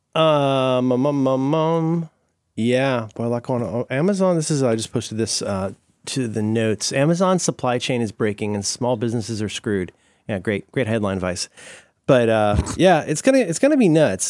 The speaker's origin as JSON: {"language": "English", "region": "Florida", "country": "United States", "tie": "born or raised there", "said": "I grew up in Florida"}